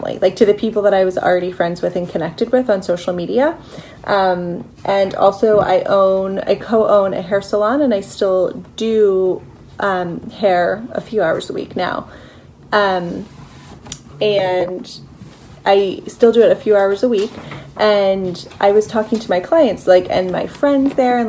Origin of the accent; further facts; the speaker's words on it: Philadelphia, Pennsylvania, United States; I am from Philadelphia. I live here with my husband